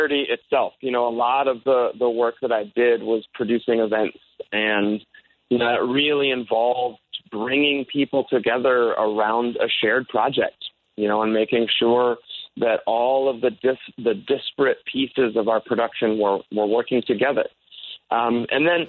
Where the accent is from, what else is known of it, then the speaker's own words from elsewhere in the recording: Michigan, United States; moved away as an adult; now in Chicago, United States; I am originally from Michigan.